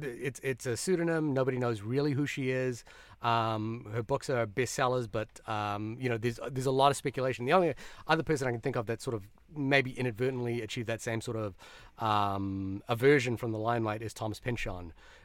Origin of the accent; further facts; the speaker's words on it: Fiji; also born or lived in New Zealand; I'm from New Zealand and then originally from Fiji.